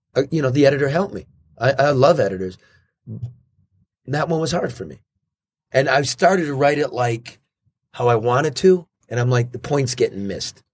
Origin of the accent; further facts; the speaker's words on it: Detroit area, Michigan, United States; Not in my hometown